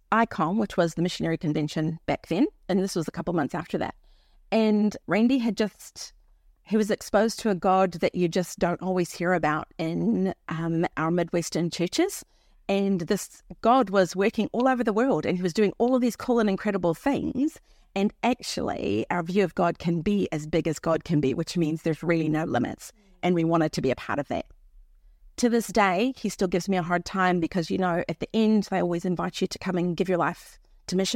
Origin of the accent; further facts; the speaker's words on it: South Africa; also born or lived in Minnesota, United States; I was raised in South Africa as a missionary kid, born in the great state of Minnesota, as you can tell by my accent.